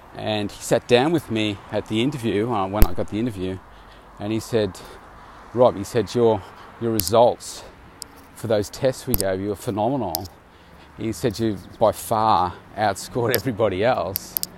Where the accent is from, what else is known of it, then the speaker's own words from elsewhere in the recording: Bendigo, Victoria, Australia; moved away as an adult; now in Melbourne, Australia; I left uh, my hometown of Bendigo back in 1990 to come to Melbourne